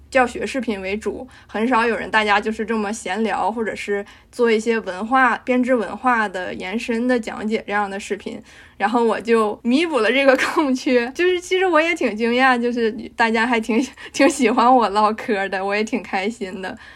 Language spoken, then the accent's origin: Chinese; Harbin, Heilongjiang, China; moved away as an adult; now in North America; 我是一个东北人，我是东北哈尔滨人